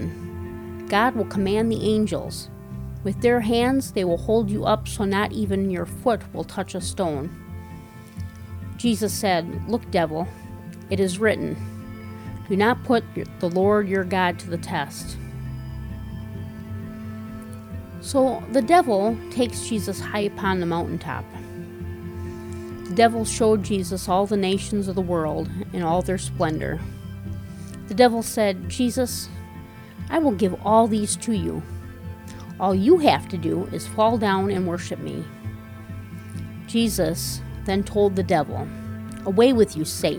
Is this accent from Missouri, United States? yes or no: no; Wisconsin, United States; moved away as an adult; now in Minnesota, United States; Even though I am from Wisconsin, I have lived most of my adult life in Minnesota.